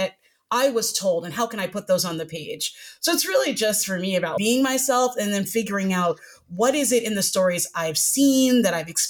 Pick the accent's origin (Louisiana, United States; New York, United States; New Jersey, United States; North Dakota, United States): New York, United States; moved away as an adult; now in Austin, United States; I grew up in New York, so I've got a bit of New York culture to me